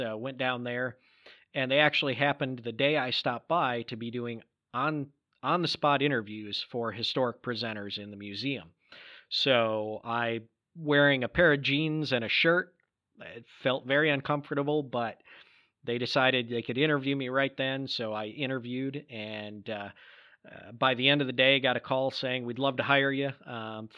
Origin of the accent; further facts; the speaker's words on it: Michigan, United States; the town I grew up in Michigan